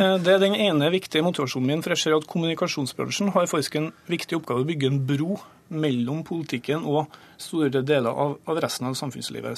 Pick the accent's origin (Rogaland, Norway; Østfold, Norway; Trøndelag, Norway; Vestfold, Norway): Trøndelag, Norway; Grong; jeg satt i kommunestyret hjemme i Grong i Namdalen